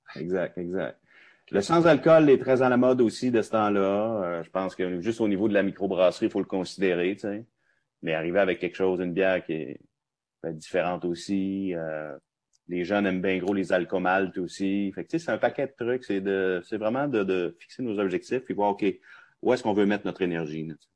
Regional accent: Roberval, Quebec, Canada; Robertval au Lac-Saint-Jean, parce que je suis natif de là, moi, c'est ma ville natale

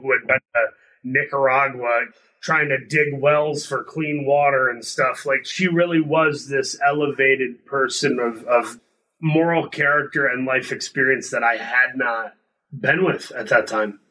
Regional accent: Midwest, United States; I grew up in the Midwest

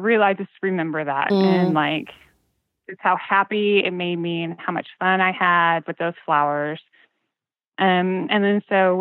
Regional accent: Kansas, United States; as a kid, I grew up in Kansas on a farm

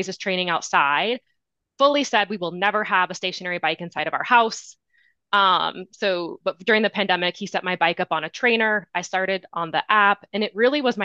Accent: Midwest, United States; now in Colorado, United States; I live in Colorado. I'm from the Midwest originally

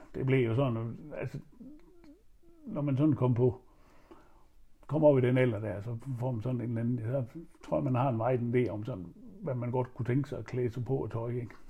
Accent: Horsens, Central Denmark Region, Denmark; da jeg flyttede fra Stensballe, flyttede hjemmefra

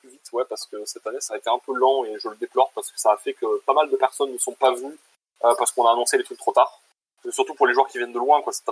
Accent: Switzerland; Bon, après, je viens de Suisse, donc je coûte pas très cher, quoi.

